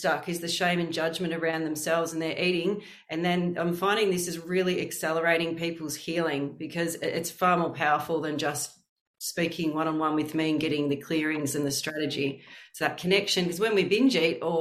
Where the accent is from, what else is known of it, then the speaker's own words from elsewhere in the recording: Warragul, Victoria, Australia; moved away as an adult; also born or lived in Frankston, Melbourne / Western Australia; now in Surf Coast, Australia; I was born in Frankston in Melbourne, but I grew up in Warragul in Gippsland for most of my childhood until I was 18.